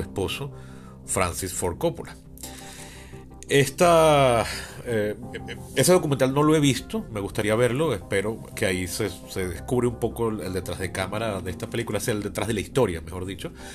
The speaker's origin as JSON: {"language": "Spanish", "country": "Venezuela", "said": "mi país"}